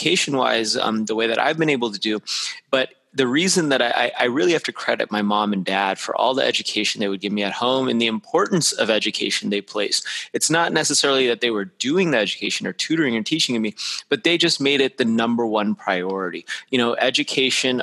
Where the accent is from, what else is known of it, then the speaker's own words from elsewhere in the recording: Las Vegas, Nevada, United States; I actually grew up in Las Vegas, Nevada, which not too many people grow up there